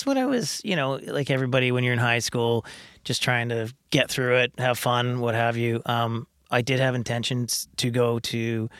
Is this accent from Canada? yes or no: yes; Kamloops, British Columbia, Canada; I mean, I growing up in Kamloops is...